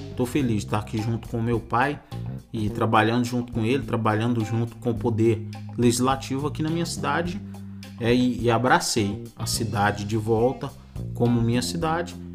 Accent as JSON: {"language": "Portuguese", "region": "Goiás", "country": "Brazil", "tie": "born or raised there", "also_born_or_lived": "Rondônia / Barra do Garças, Mato Grosso", "moved": "as an adult", "lives_now": "Matrinchã, Brazil", "said": "Eu morava no Mato Grosso, agora tô morando aqui em Goiás, mas nasci em Rondônia."}